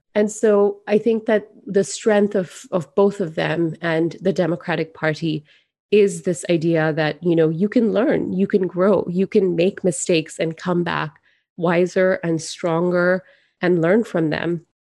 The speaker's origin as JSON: {"language": "English", "country": "Singapore", "tie": "born or raised there", "moved": "yes", "lives_now": "United States", "said": "I grew up in Singapore"}